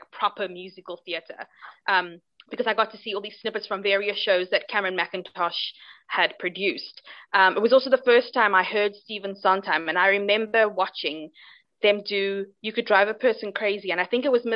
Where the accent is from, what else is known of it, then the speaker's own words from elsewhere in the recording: Cape Town, Western Cape, South Africa; I'm from Cape Town in South Africa. That's where I am right now.